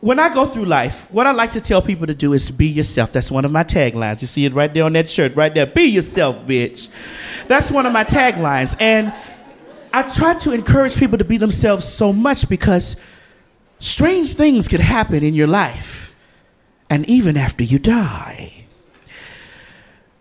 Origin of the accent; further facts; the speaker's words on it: the South, United States; I'm from the South. So being from the South, you know, we are Bible people, right? The Bible Belt down there